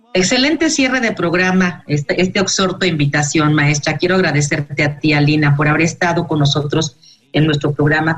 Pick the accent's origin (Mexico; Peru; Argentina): Mexico; como, como sociedad mexicana